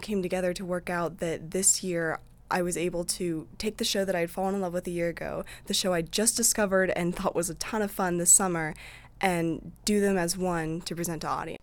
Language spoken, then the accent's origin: English; Eldridge, Iowa, United States; I'm from Eldridge, which is basically like Davenport